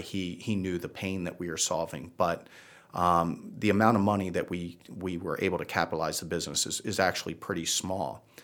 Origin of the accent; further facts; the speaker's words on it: Baltimore, Maryland, United States; also born or lived in Virginia / Washington, D.C. area / New Jersey / New York City; now in Charlotte, United States; originally from Baltimore